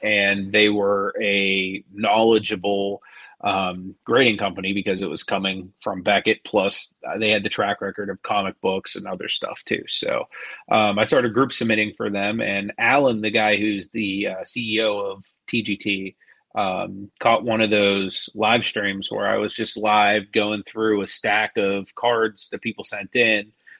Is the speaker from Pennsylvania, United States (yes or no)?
yes; Pittsburgh, Pennsylvania, United States; now in US West Coast; I'm so used to, like, even when it's nice in Pittsburgh, it's like schizophrenic weather